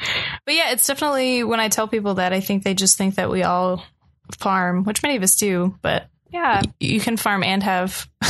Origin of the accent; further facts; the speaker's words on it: North Carolina, United States; I'm Jewish and my mom is gay and I grew up like in Western North Carolina.